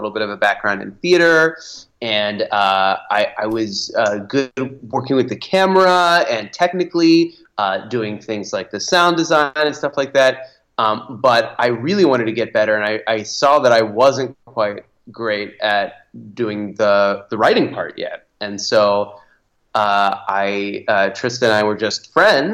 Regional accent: Wheeling, West Virginia, United States; moved away as an adult; also born or lived in Cleveland, Ohio; now in Los Angeles, United States; I am originally from Wheeling, West Virginia

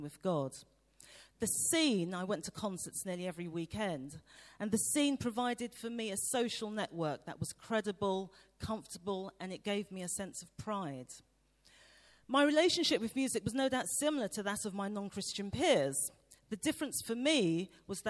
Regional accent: London, United Kingdom; I grew up in East London in the 1970s.

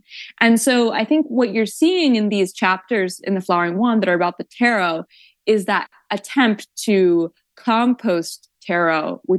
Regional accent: Woodstock, New York, United States; So I grew up in Woodstock, New York, with a lot of New Age spirituality, a lot of psychics, a lot of tarot readers.

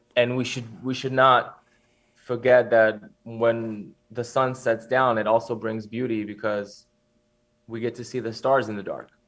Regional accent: Switzerland; I grew up, I grew up in Switzerland

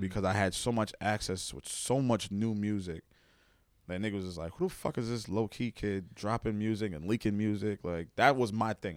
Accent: New Jersey, United States; also born or lived in Plainfield, New Jersey; growing up in Jersey, it was, like, I was a, I was a quiet kid

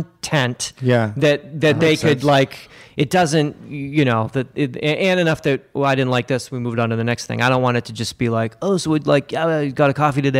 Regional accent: Massachusetts, United States; I'm from Massachusetts

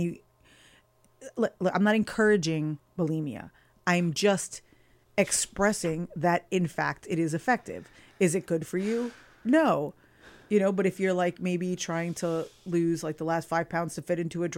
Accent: United States; I'm American

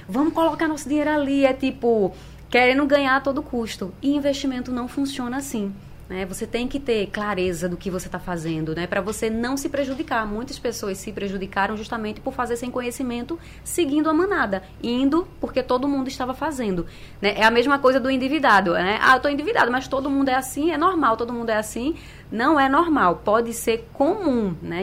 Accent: Brazil; A gente é brasileiro

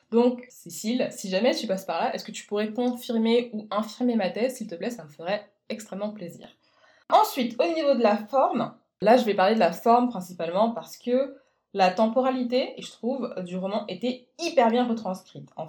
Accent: Guadeloupe; also born or lived in French Guiana; je ne suis pas néo-calédonienne, moi je viens plutôt, on va dire, de l'exact opposé. Je suis originaire de Guadeloupe et de Guyane, donc les ambiances festives, etc., ça m'a beaucoup parlé

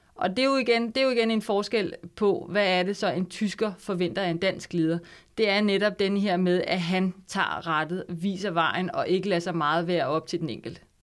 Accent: Denmark

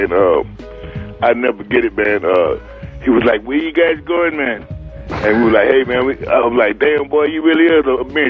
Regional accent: Austin, Texas, United States; also born or lived in Houston; My grandmother, then we moved to Austin. Well, they moved to Austin, and I was born in Austin. But I always had roots in Houston.

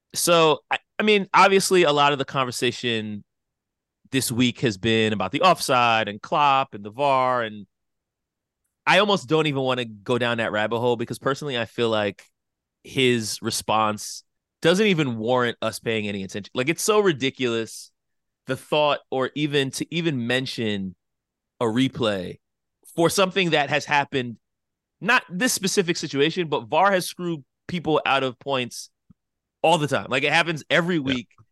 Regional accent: United States; us as American sports fans

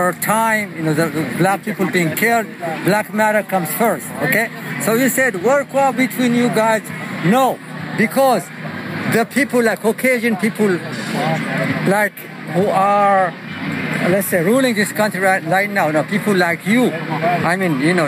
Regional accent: Ethiopia; now in United States; I'm originally from Ethiopia

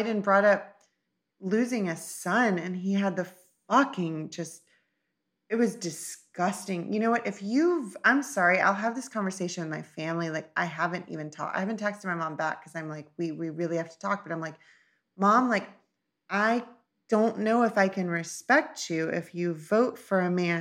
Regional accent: United States; being an American

